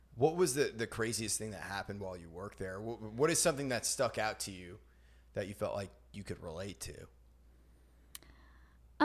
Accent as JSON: {"language": "English", "region": "Maine", "country": "United States", "moved": "yes", "lives_now": "Nashville, United States", "said": "I'm from Maine"}